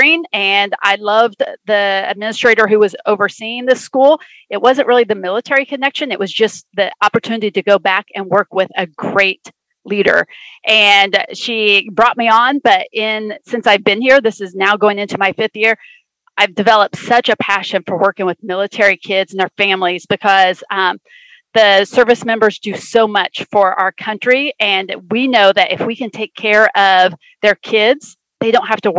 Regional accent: Indiana, United States; moved away; I'm actually from Indiana

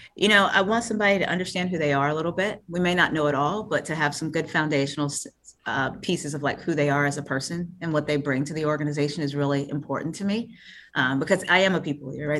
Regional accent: Fayetteville, North Carolina, United States; Born and raised in Fayetteville, North Carolina

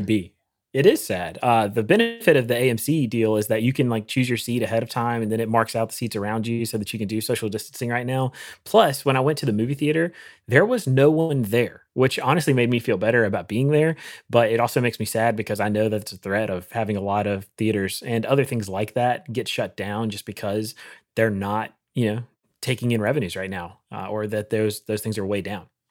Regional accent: North Carolina, United States; growing up in North Carolina

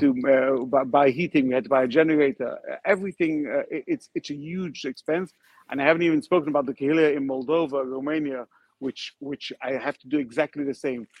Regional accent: London, United Kingdom; moved away as an adult; also born or lived in Ukraine (ancestry); now in Odessa, Ukraine; I was born in London, and I came to Odessa in 1999

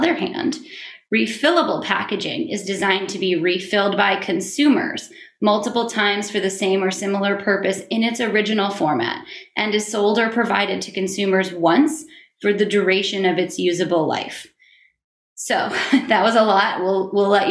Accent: Maine, United States; my home state of Maine

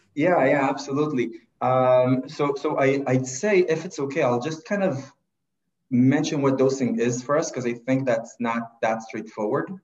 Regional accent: Israel; moved away as an adult; now in Toronto, Canada; I, am originally from, from Israel and I kind of did the regular path there, military service

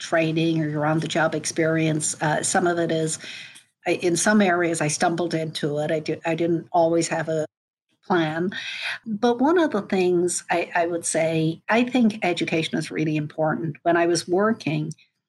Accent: Dublin, Leinster, Ireland; moved away as an adult; also born or lived in Frankfurt, Germany / St. Louis, United States; now in United States; I grew up in Dublin

